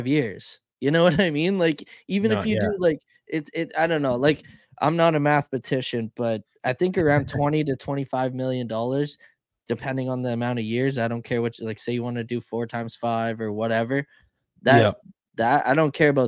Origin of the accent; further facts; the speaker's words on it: Canada; I'm Canadian